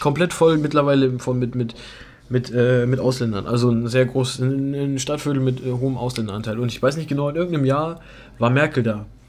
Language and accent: German; Germany; ich bin Deutscher